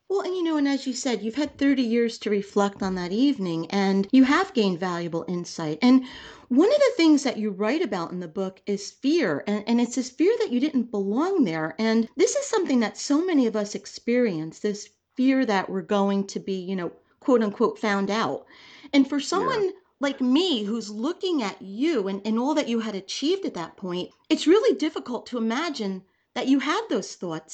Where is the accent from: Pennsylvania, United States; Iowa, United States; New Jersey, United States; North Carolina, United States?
New Jersey, United States; I grew up in New Jersey